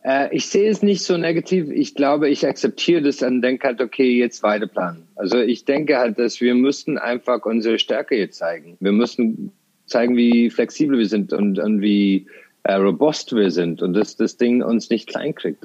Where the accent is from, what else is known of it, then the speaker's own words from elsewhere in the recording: Ireland; also born or lived in Tralee, Ireland; now in Germany; ich bin ähm, auf dem Land aufgewachsen, äh, in Irland